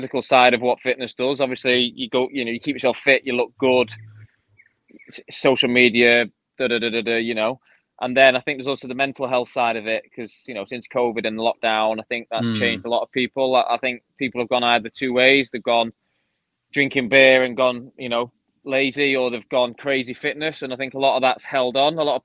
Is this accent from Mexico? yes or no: no; United Kingdom; I was the only sort of Brit UK guy there